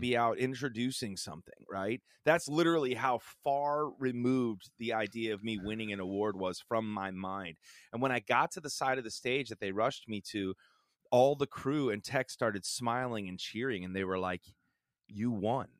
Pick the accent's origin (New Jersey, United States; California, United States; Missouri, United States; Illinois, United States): Illinois, United States; Chicago; a pastor's family and a small church growing up in the suc, uh, suburbs of Chicago